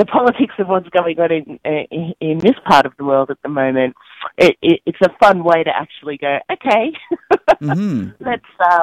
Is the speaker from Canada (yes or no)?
no; Australia; we're from Australia